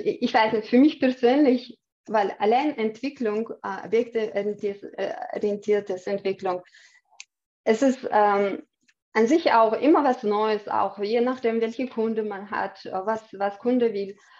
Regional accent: Chechnya, Russia; German is a second language; moved away as an adult; also born or lived in Austria; now in Vienna, Austria; Ich komme aus Tschetschenien. Bin, ähm, bin äh, vor 18 Jahren mit meinem Mann äh, nach Österreich als Flüchtling gekommen.

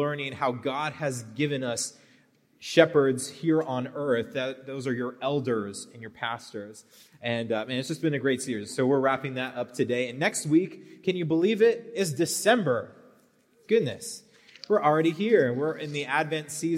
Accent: Brossard, Quebec, Canada; moved away; Brossard, Quebec, which is in Canada. That's my hometown.

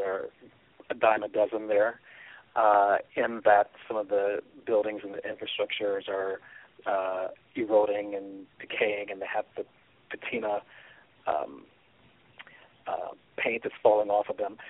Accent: Kansas City, Missouri, United States; now in Los Angeles, United States; I live in Los Angeles, California, and I'm originally from Kansas City, Missouri.

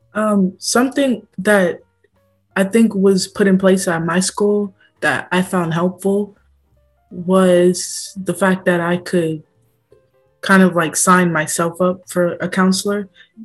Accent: Oakland, California, United States; I'm also from Oakland

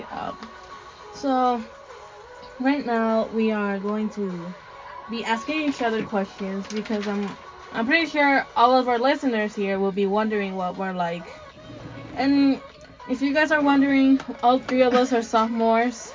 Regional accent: Sonora, Mexico; first language Spanish; English is a second language; moved away; I was born in Mexico, Sonora

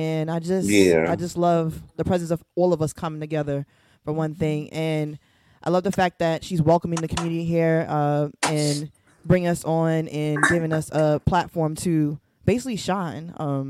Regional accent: New York City, New York, United States; I'm from Brooklyn, New York. I'm also an educator here in New York City

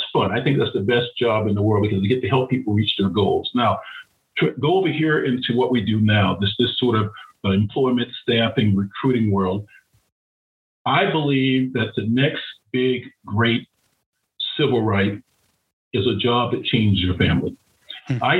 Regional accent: Florida, United States; I grew up in Florida

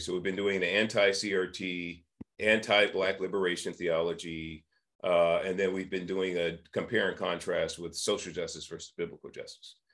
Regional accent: San Francisco, California, United States; I was born and raised in San Francisco and Hunters Point in the 1960s

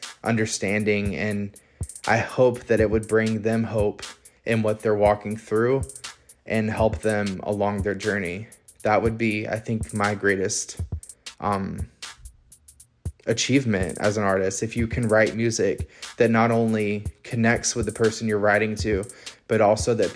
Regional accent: Pensacola, Florida, United States; moved away as an adult; now in Orlando, United States; I'm a singer-songwriter, born and raised in Pensacola, currently based in Orlando, Florida

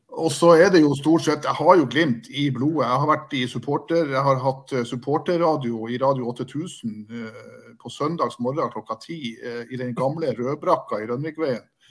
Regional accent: Bodø, Nordland, Norway; jeg er fra Bodø. Jeg er født og oppvokst eh, et dårlig steinkast fra Aspmyra.

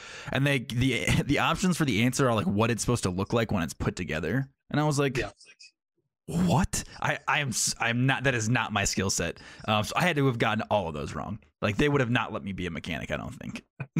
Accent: New York, United States; I'm from New York originally. So like, we take a lot of standardized tests in New York State.

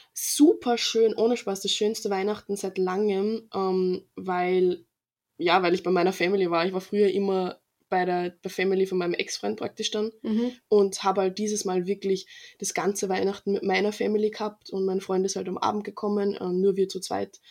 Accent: Freistadt, Upper Austria, Austria; weil wir haben so einen Verein bei uns in Freistadt

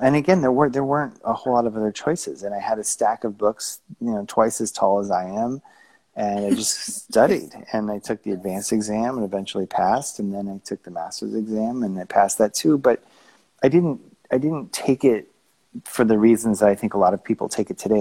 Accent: Tucson, Arizona, United States; moved away as an adult; also born or lived in upstate New York / Los Angeles / Flagstaff / Aspen; I grew up in Tucson, Arizona, by the Mexican border

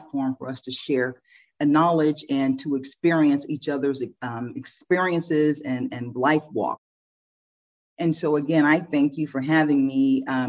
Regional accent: St. Louis, Missouri, United States; moved away as an adult; now in Los Angeles, United States; We were raised in St. Louis

